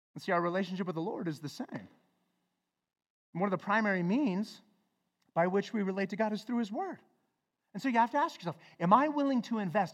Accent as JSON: {"language": "English", "town": "Flagstaff", "region": "Arizona", "country": "United States", "tie": "born or raised there", "said": "growing up in Flagstaff"}